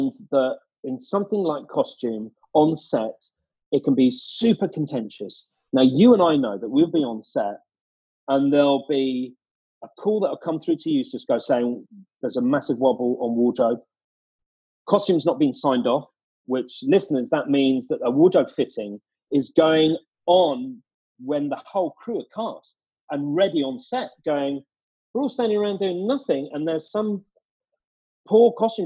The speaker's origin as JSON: {"language": "English", "town": "Harrow", "region": "London", "country": "United Kingdom", "said": "I'm from Harrow."}